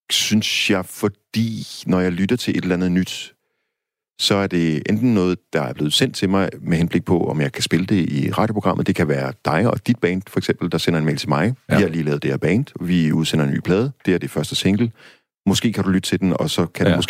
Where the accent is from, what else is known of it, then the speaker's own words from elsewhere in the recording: Denmark; som dansker